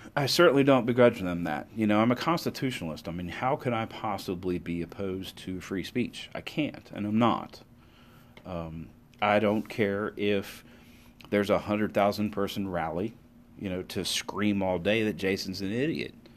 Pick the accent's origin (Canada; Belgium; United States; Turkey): United States; as an American